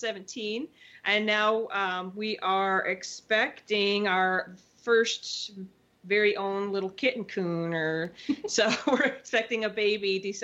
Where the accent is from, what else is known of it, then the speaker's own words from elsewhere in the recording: Elkhorn, Wisconsin, United States; now in Edgerton, United States; So I'm from southeastern Wisconsin. I grew up in Elkhorn, Wisconsin